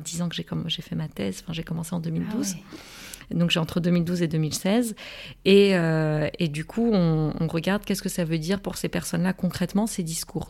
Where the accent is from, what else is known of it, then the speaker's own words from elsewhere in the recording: Morocco; moved away; j'ai grandi euh, toute mon adolescence, une bonne partie de mon enfance aussi au Maroc